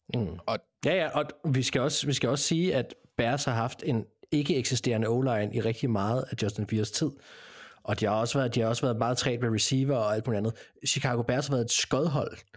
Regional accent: Denmark; vi er fra Danmark

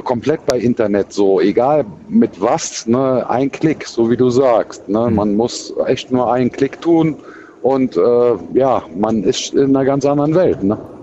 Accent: Cologne, North Rhine-Westphalia, Germany; accent: Kölsch; Ich bin ja Kölner und wir haben ja sowieso für viele Sachen ganz andere Aussprachen halt

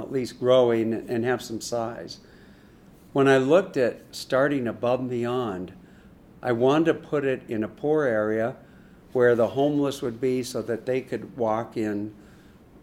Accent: Seattle, Washington, United States; moved away as an adult; also born or lived in Boston; now in Chicago, United States; I grew up in Seattle, went to grad school in Boston, and live in Chicago

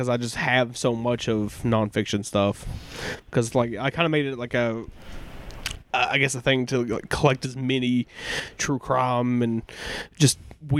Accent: Tennessee, United States; we're from the Tennessee education system.

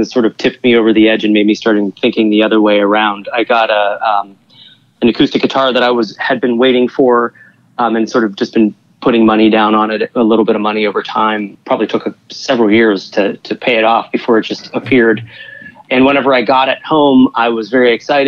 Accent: Pittsburgh, Pennsylvania, United States; moved away as an adult; now in New York, United States; I'm from the Western Pennsylvania area originally, and living in the Pittsburgh area

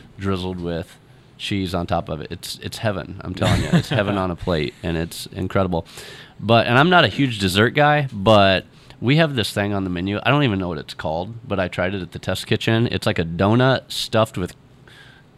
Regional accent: Central Illinois, United States; I grew up in Central Illinois

